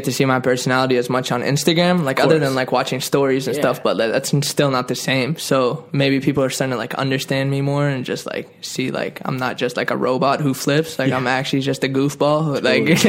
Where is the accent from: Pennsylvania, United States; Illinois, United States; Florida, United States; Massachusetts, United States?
Massachusetts, United States; Boston; We're both from Boston.